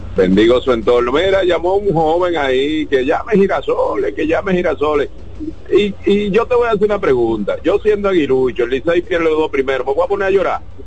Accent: Dominican Republic; somos todos dominicanos

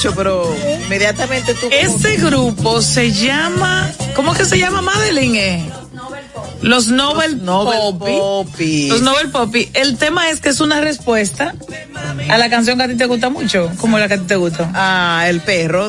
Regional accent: Dominican Republic; el surgimiento nuestro como república, de República Dominicana

